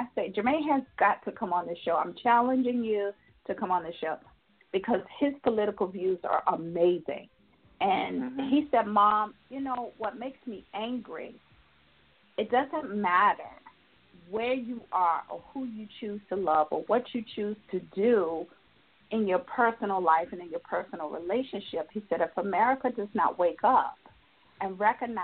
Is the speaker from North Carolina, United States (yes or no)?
yes; North Carolina, United States; now in Georgia, United States; I'm from North Carolina